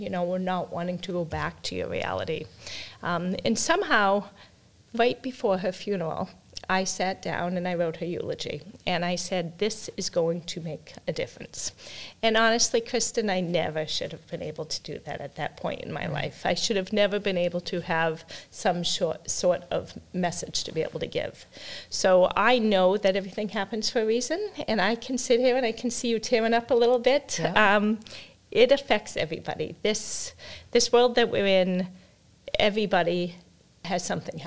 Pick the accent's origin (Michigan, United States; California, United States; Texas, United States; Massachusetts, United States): Massachusetts, United States; Plainville; We grew up in Plainville, Mass., so we've been in our own town forever, so we had that type of hometown mentality